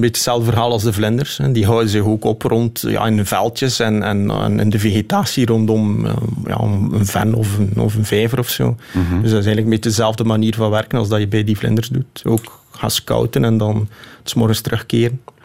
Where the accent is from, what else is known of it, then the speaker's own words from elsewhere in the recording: Flemish Ardennes, Flanders, Belgium; also born or lived in Scheldt Valley; Ik ben opgegroeid in de Vlaamse Ardennen en woon nu vlak bij de Scheldevallei